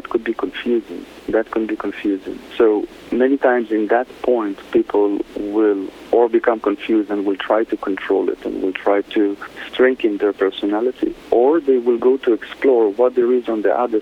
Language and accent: English; Israel; moved away as an adult; now in Costa Rica; Originally, I'm from Israel. I'm born in Israel, and in the last 20 years, I live in Costa Rica